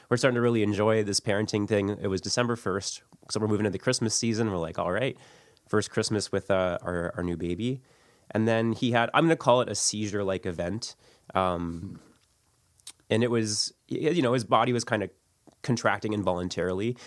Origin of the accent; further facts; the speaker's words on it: St. Catharines, Ontario, Canada; I grew up in Saint Catharines.